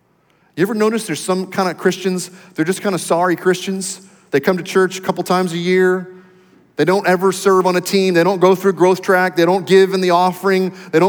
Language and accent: English; Texas, United States; I know I go to church once in a while because I'm a Texan and that's what we do.